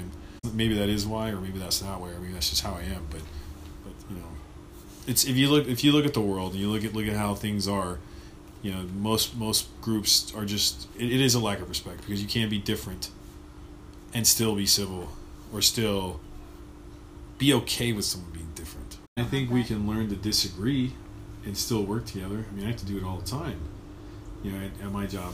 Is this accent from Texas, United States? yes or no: no; Los Angeles, California, United States; I grew up in North Los Angeles